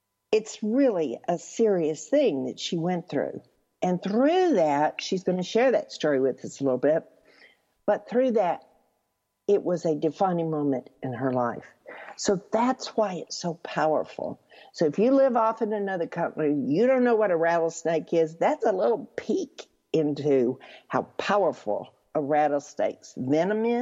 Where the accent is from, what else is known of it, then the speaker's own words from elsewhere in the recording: Texas, United States; I'm from Texas